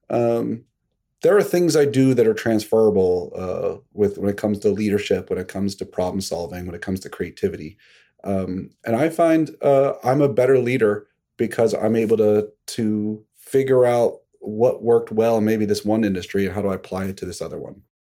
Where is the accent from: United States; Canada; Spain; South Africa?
United States; Pittsburgh, Pennsylvania; now in Greenwich, Connecticut, United States; I grew up in Pittsburgh